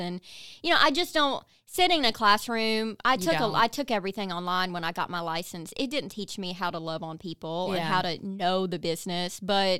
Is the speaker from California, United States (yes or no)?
no; Kentucky, United States; Like, I drive a big old Jeep. I'm from Eastern Kentucky. I was not supposed to do anything like this.